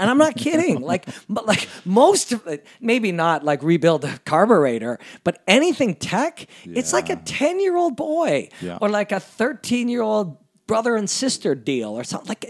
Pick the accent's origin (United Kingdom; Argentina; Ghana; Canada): Canada; And that's been a part of being a Canadian, and that's been, we believe in that.